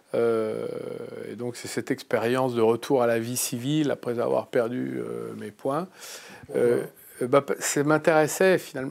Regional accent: Clamecy, Bourgogne-Franche-Comté, France; Je suis né à Clamcy, dans la Nièvre, en 1962

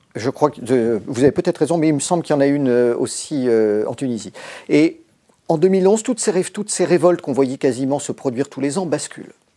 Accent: Brittany, France; je suis un breton du Morbihan

